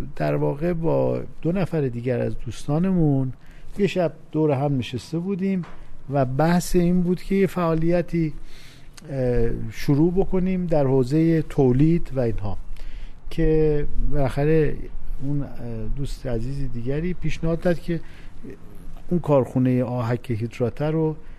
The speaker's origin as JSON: {"language": "Persian", "town": "Khorramabad", "region": "Lorestan", "country": "Iran", "tie": "born or raised there", "also_born_or_lived": "Tehran", "moved": "as an adult", "said": "تمام دوران تحصیلات ابتدایی راهنمایی و دبیرستان هم, هم در همون استان لرستان و در شهر خرم آباد بود"}